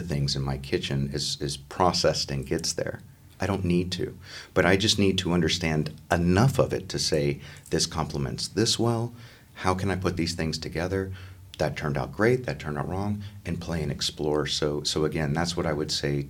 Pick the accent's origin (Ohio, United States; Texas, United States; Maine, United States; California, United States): Texas, United States; my home state